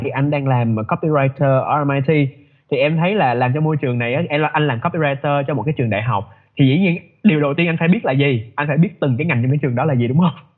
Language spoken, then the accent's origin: Vietnamese; Vietnam; moved away as an adult; mình lớn lên ở Việt Nam background của mình là người Việt